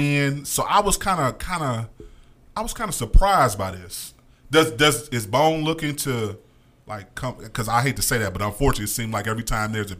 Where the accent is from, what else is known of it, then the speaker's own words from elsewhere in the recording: Cleveland, Ohio, United States; We are from Cleveland, Ohio